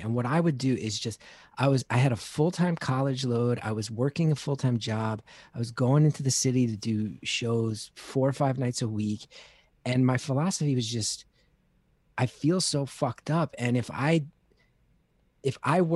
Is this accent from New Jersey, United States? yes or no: yes; New Jersey, United States; I grew up in North Jersey in the 80s